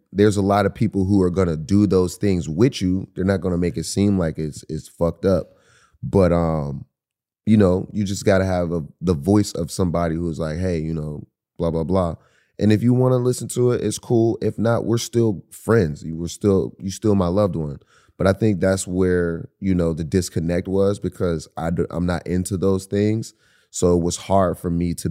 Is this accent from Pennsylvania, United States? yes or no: yes; Pittsburgh, Pennsylvania, United States; we're from Pittsburgh